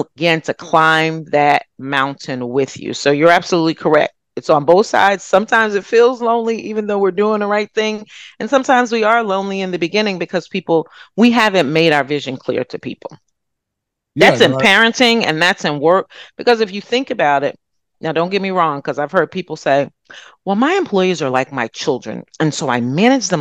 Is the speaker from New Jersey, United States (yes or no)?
yes; Freehold, New Jersey, United States; I grew up in Freehold, New Jersey